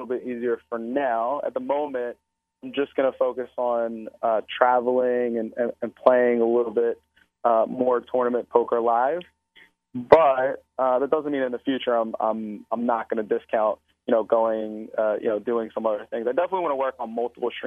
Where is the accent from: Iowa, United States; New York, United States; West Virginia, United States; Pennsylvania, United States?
Pennsylvania, United States; Philadelphia; I'm a Philadelphian, but I spent a good amount of time. Obviously, I play in Atlantic City a lot. So, you know, I guess you can consider me partially a New Jersey boy. But I'm going to claim Philadelphia as my hometown for sure